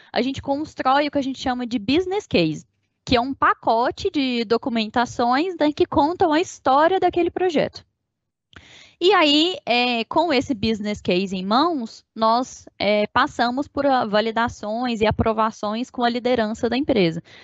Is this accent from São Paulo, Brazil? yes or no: no; Uberlândia, Minas Gerais, Brazil; fui nascida e criada em Uberlândia, Minas Gerais